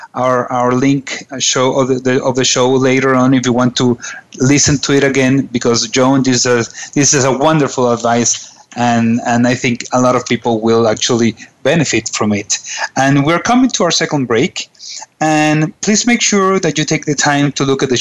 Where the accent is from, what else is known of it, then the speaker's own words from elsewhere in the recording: Venezuela; I'm from Venezuela.